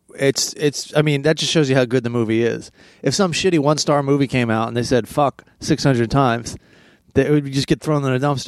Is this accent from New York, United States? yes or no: no; Maryland, United States; now in Los Angeles, United States; I grew up in Maryland